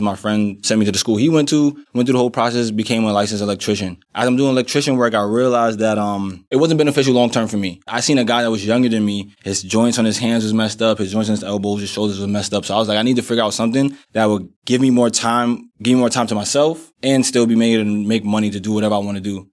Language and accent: English; New York City, New York, United States; I'm actually from Brooklyn, New York, and, um, born and raised, still live there